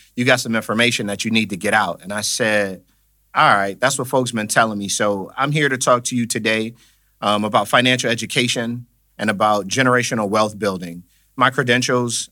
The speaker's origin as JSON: {"language": "English", "town": "Buffalo", "region": "New York", "country": "United States", "tie": "born or raised there", "said": "Born and raised in Buffalo, New York."}